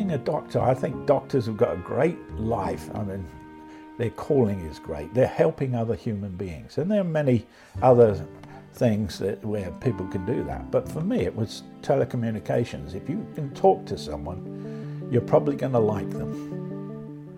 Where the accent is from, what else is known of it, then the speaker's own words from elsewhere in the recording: London, United Kingdom; moved away as an adult; now in United States; I was born in London just at the end of World War II